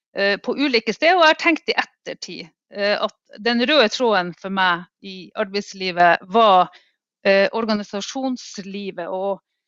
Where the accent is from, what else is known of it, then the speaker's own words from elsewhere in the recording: Finnmark, Norway; also born or lived in Alta; jeg kommer fra en klassisk arbeiderklassefamilie da, eh, i Finnmark